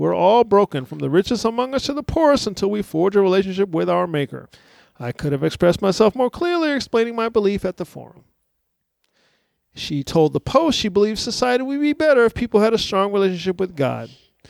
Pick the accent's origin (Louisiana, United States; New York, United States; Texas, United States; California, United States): Texas, United States; San Antonio; It's a story about the mayor of San Antonio, my hometown